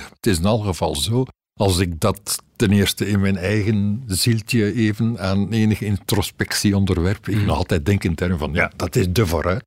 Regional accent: Ghent, Flanders, Belgium; ik ben een Gentenaar

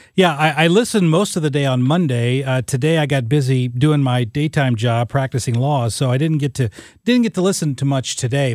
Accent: Southern Illinois, United States; I grew up in Southern Illinois, a first person in my family to ever go to college.

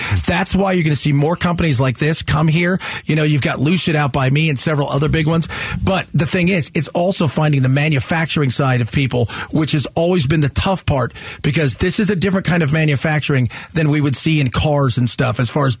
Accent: Buffalo, New York, United States; now in Arizona, United States; I came from Buffalo. I can't be here. It's beautiful in the winter and stuff.

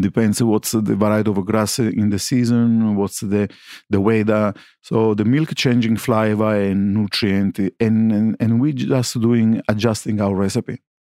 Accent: Sicily, Italy; English is a second language; moved away as an adult; now in Melbourne, Australia; I come from Sicily

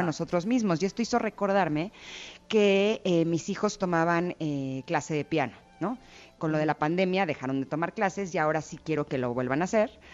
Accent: Mexico; evidentemente soy mexicana, siempre he vivido aquí y, siempre he crecido con esta tradición

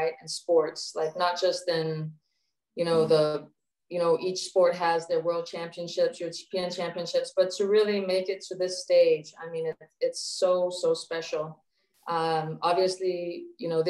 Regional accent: Copenhagen, Capital Region of Denmark, Denmark; also born or lived in Japan; now in Hawaii, United States; So I was born and raised in Copenhagen, or just outside of Copenhagen, where I grew up playing basketball.

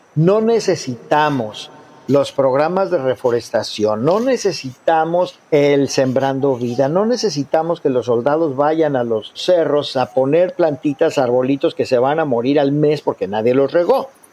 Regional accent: Mexico; como mexicanos

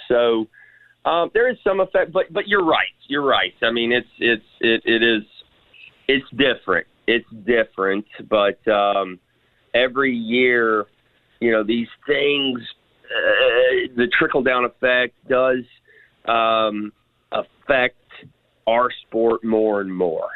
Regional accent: Memphis, Tennessee, United States; I am a Memphian, right? I grew up here in Memphis. I was born here, grew up here

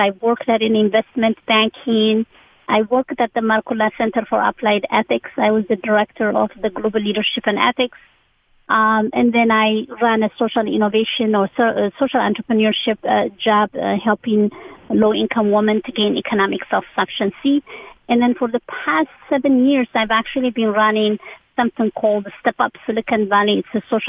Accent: Asmara, Eritrea; moved away as an adult; also born or lived in Amsterdam, Netherlands / San Francisco, United States; now in United States; I was born and raised in Asmara, Eritrea, northeast Africa.

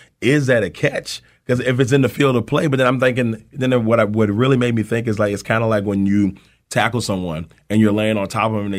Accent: Amelia, Virginia, United States; born or raised there

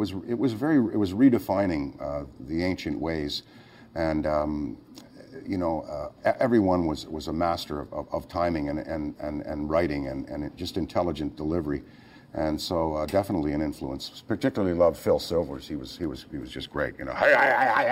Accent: Ottawa, Ontario, Canada; moved away; also born or lived in Hull, Quebec / Toronto; I had a great childhood. I grew up in Ottawa, Canada

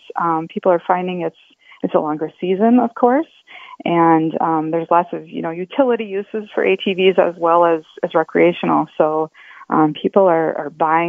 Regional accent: Iowa, United States; now in Minnesota, United States; I'm not a native, so I could be saying it wrong. I grew up in Iowa.

